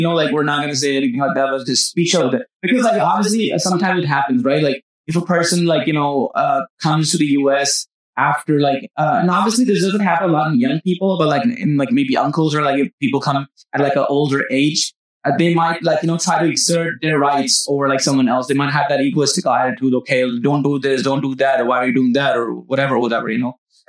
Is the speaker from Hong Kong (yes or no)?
no; Pakistan; moved away; I've been through all this and you know, I came from Pakistan, like, you know, it was like all legend.